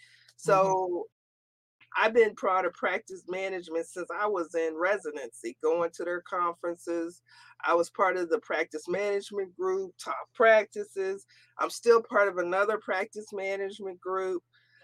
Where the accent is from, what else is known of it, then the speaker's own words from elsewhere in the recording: the South, United States; And then also being a Southerner, I bring a different twist coming to the North